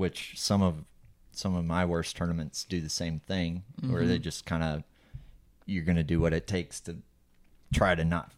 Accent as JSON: {"language": "English", "region": "Minnesota", "country": "United States", "tie": "born or raised there", "said": "we grew up fishing in Minnesota"}